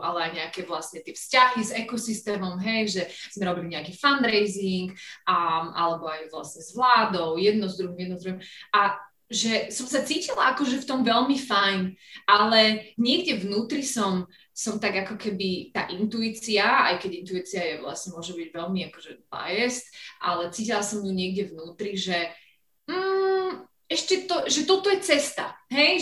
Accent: Slovakia; moved away as an adult; also born or lived in London / Venice / Kosovo; now in Pakistan; Slovensko, lebo som Slovenka, som, som sa tu narodila

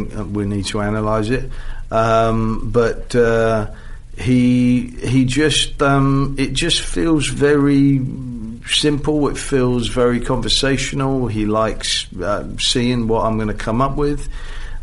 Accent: England, United Kingdom; as an Englishman

